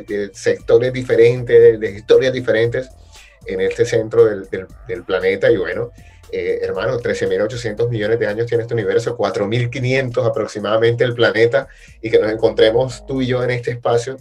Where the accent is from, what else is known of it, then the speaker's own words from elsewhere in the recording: Barranquilla, Atlántico, Colombia; vengo de Barranquilla, creo que no se nota. Eh, Barranquilla, Colombia, South America